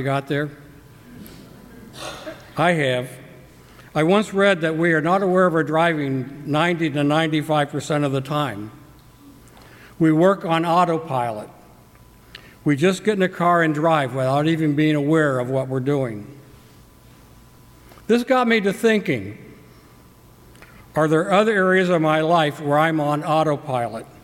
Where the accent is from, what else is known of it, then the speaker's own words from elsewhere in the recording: Cincinnati, Ohio, United States; I was born in Cincinnati, Ohio, prior to World War II.